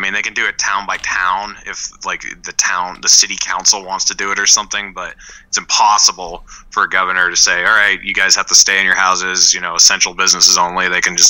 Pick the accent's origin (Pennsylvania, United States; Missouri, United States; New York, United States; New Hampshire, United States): New Hampshire, United States; moved away as an adult; I was born and raised in New Hampshire. I moved away right before the craziness in 2020, and when I lived there, you know, like 2016, 17, 18, 19